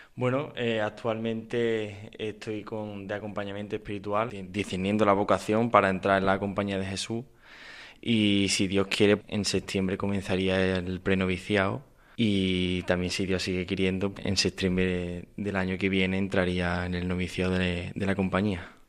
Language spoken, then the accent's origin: Spanish; Córdoba, Andalusia, Spain; soy de, de Córdoba, tengo 23